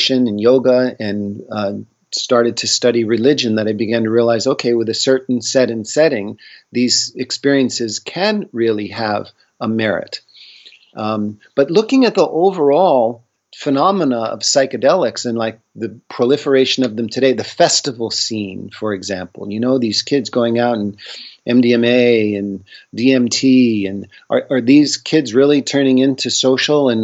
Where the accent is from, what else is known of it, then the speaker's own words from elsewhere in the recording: Northeast, United States; I grew up in the Northeast.